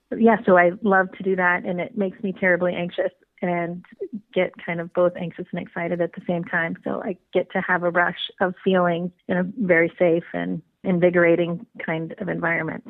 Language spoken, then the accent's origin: English; Midwest, United States; also born or lived in Napa Valley area, California; now in California, United States; I uh, was originally born and bred in the Midwest, so from hardy Midwestern stock